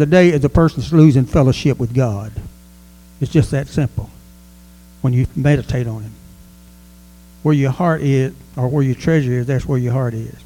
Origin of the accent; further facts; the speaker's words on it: United States; we are American, and we live in America